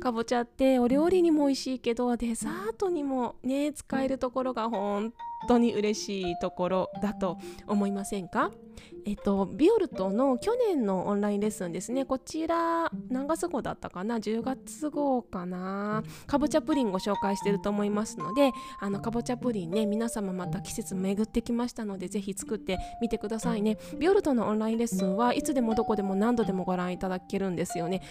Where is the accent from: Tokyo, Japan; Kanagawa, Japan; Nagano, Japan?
Tokyo, Japan; moved away as an adult; also born or lived in Hong Kong; now in Okayama, Japan; 私、東京出身なんですね